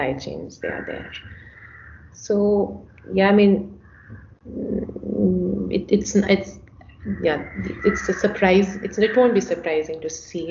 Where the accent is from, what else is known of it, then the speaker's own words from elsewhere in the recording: India; I'm an Indian, I'm a woman, I'm an economist, and I'm a Hindu.